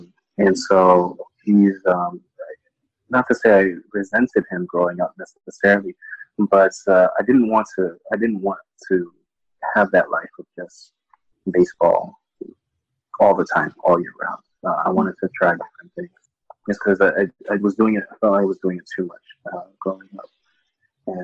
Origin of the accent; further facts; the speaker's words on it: Audubon, Pennsylvania, United States; also born or lived in Dallas, Texas / Minnesota; And then we finally settled in Pennsylvania in a town called Audubon, Pennsylvania, which is about 30 minutes outside